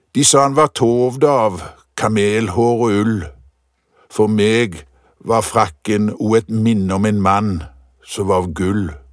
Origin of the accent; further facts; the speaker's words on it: Visnes, Rogaland, Norway; huset jeg vokste opp i på Visnes